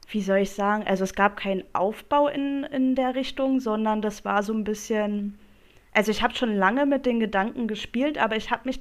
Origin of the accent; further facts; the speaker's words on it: Brandenburg, Germany; komme aus der Nähe von Berlin und bin 31 Jahre jung.